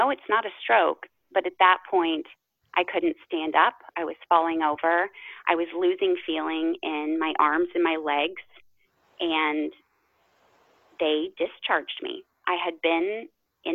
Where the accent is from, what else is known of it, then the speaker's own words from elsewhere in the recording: Midwest, United States; I grew up in the Midwest, actually, around horses and animals